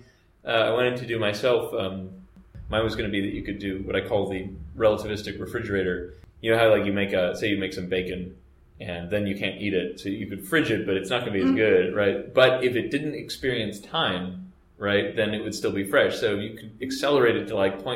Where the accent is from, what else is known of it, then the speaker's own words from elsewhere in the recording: Texas, United States; I'm from Texas